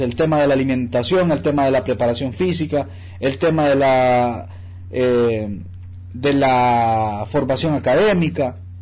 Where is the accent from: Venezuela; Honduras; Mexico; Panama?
Honduras; Yo como hondureño